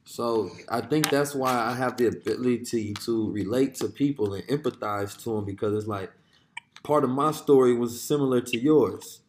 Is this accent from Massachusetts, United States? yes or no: no; Oakland, California, United States; a young black Muslim growing up in Oakland in the hood